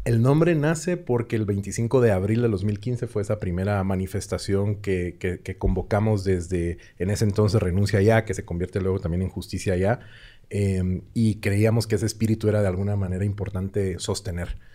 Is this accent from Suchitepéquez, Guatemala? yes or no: no; Guatemala City, Guatemala Department, Guatemala; moved away as an adult; now in Mexico City, Mexico; yo también soy de Guatemala, específicamente de la ciudad de Guatemala, y tengo año y medio de vivir en la Ciudad de México